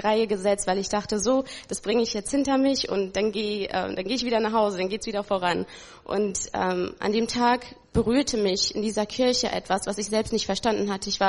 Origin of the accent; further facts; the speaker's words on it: Ethiopia; born there; Ich bin geboren in Äthiopien.